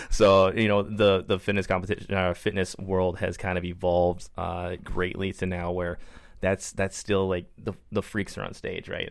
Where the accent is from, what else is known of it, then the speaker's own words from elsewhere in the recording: Minnesota, United States; moved away as an adult; also born or lived in Brunswick, Maine; now in San Diego, United States; I grew up in Minnesota, so it was like growing up in Minnesota again